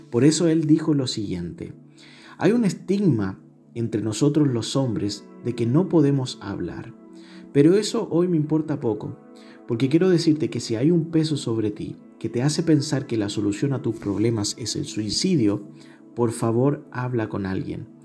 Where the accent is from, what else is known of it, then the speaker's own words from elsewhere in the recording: Chile; ¿Será porque somos chilenos de una cultura que no es muy buena para hablar?